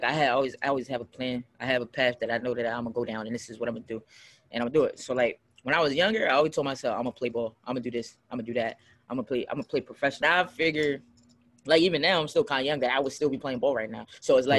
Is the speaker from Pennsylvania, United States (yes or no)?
yes; Philadelphia, Pennsylvania, United States; Like we came from Philly, and me and my friends was chilling in the car, and I just rapped.